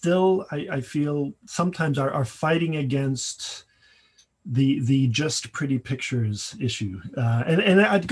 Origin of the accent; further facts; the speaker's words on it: Paris, Île-de-France, France; moved away as an adult; When I came here from Paris, where I grew up, to go to undergraduate